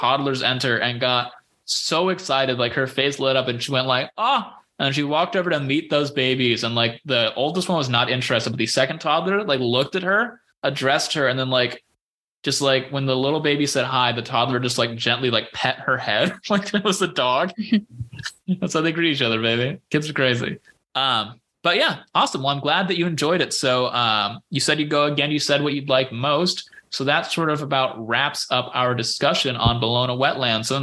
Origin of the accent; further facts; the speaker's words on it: Bay Area, California, United States; now in Los Angeles, United States; Jess and I bonded growing up with our dads both listening to the same Bay Area sports stations.